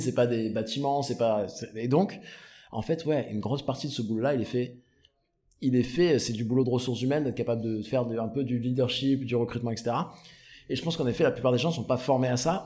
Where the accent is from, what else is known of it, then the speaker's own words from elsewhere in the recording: Aix-en-Provence, Provence-Alpes-Côte d'Azur, France; moi je viens du Sud, je suis né et grandi avec Aix-en-Provence